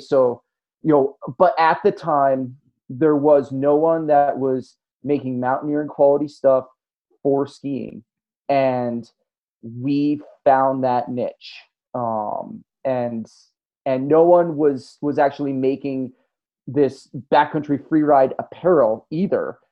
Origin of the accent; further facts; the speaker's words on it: Tahoe City, California, United States; my hometown in Tahoe City, California